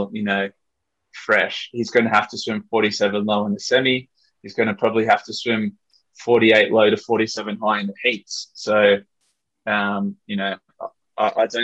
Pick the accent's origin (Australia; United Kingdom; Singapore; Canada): Australia